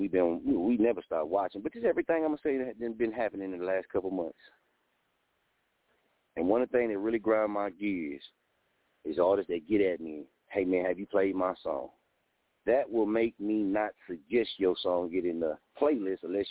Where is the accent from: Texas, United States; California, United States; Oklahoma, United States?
Oklahoma, United States; Muskogee; moved away; also born or lived in Wichita, Kansas; I'm from Muskogee, Oklahoma. Just moved back to Muskogee, Oklahoma from Wichita, Kansas